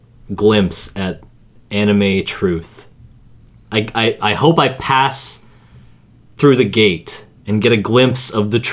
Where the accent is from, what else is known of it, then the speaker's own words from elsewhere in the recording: Toronto, Ontario, Canada; we're from Toronto.